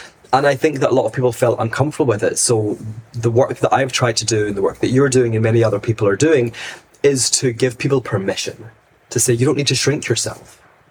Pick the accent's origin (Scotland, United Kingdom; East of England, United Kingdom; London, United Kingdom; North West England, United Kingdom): Scotland, United Kingdom; Glasgow; I was raised in Glasgow, in a very small, very strong, very Zionist Jewish community.